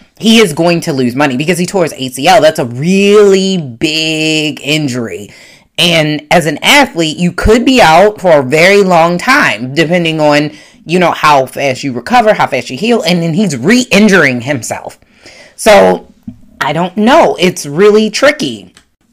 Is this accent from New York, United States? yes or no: no; Baltimore, Maryland, United States; I'm from Baltimore, Maryland